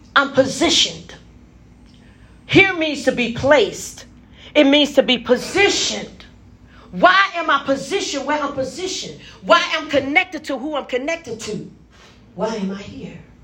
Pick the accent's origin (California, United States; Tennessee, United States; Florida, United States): Tennessee, United States; Memphis; also born or lived in Gary, Indiana; now in Indianapolis, United States; I was born in Memphis.